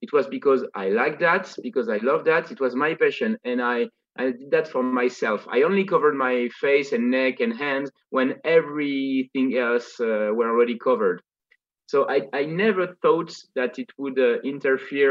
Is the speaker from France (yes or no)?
yes; France; accent: Parisian; English is a second language; I'm a way better French speaker than I am an English one.